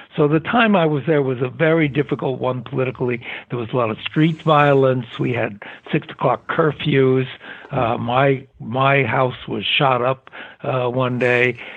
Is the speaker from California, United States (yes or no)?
yes; San Francisco, California, United States; Born in San Francisco, California.